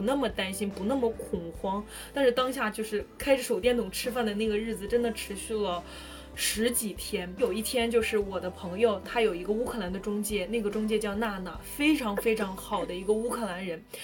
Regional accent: northern China, China; 我是一个北方人，我在过年过节就是一定要有饺子的

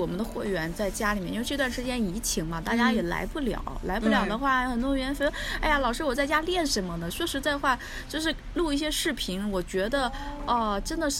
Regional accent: China; 我们中国人嘛，

